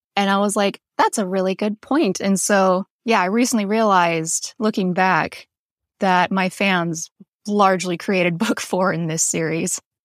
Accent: North Dakota, United States; also born or lived in Western Montana; now in Montana, United States; I am originally from North Dakota. I currently live in Western Montana.

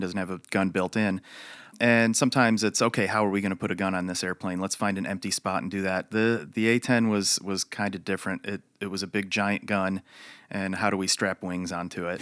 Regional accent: Chicago, Illinois, United States; moved away as an adult; also born or lived in Michigan / Wichita Falls, Texas; I, uh, was born in Chicago, raised there

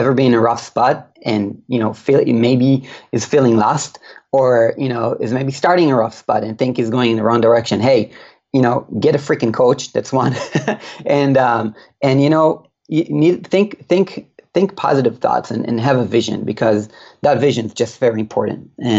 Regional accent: Israel; this guy I've been listening to in my ears for years and I'm from Israel, the other side of the world.

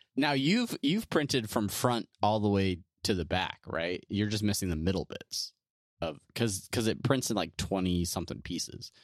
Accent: California, United States; we're both from California

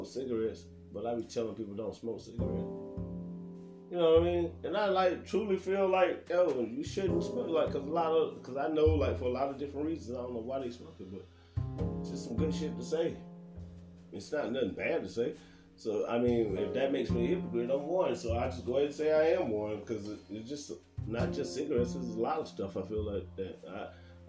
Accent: United States

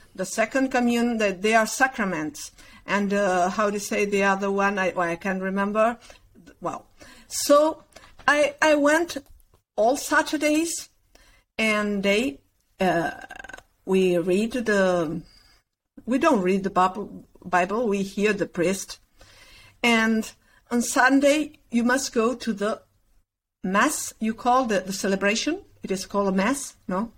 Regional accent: Concordia, Entre Ríos, Argentina; English is a second language; moved away; also born or lived in Uruguay; I was born there, and I I uh, get in Argentina when I was three months

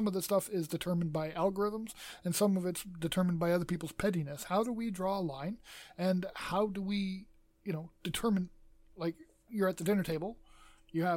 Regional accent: Canada; 6 foot proud Canadian

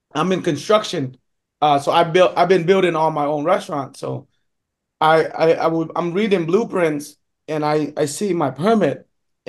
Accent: Binh Dinh, Vietnam; also born or lived in Quy Nhon; now in Seattle, United States; I'm from Binh Dinh

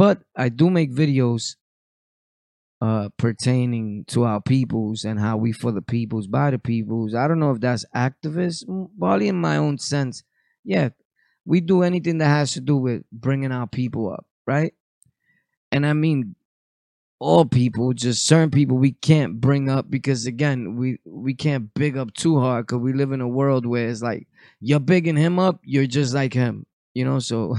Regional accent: Bushwick, New York, United States; I grew up in Bushwick.

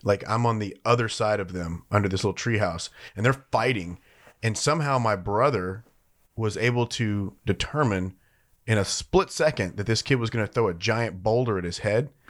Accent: Louisiana, United States; moved away; my home state of Louisiana

